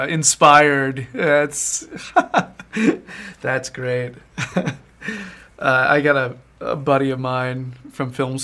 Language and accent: English; the South, United States; I'm from the South.